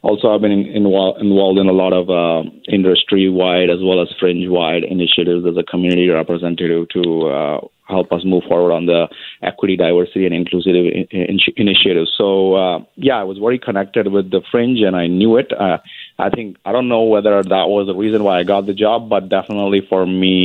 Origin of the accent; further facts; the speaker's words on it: India; moved away as an adult; I was born and raised in India.